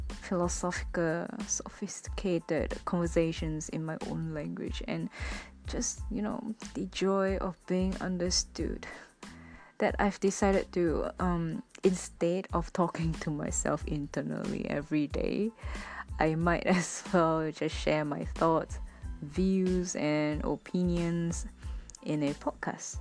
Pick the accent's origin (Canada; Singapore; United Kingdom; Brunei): Singapore; moved away as an adult; now in Japan; I'm from Singapore, a Singaporean Chinese